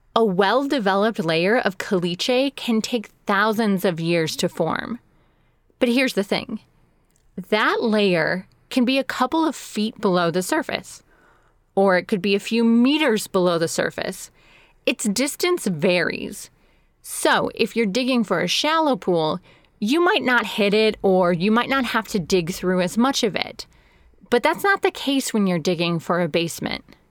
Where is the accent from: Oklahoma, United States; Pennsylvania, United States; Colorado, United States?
Colorado, United States; now in Phoenix, United States; I live in the North Phoenix area. I'm originally from Colorado, and all of the houses there have basements